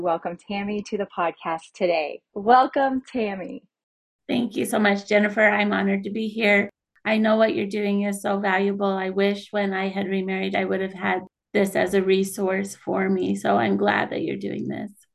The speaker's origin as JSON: {"language": "English", "town": "Kaysville", "region": "Utah", "country": "United States", "tie": "born or raised there", "also_born_or_lived": "St. George, Utah", "said": "I grew up in Kaysville, Utah"}